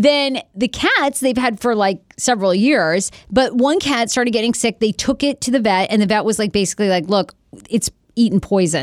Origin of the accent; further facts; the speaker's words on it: Dresden, Maine, United States; moved away; I grew up mostly in Dresden, but I went to Wiscasset High School.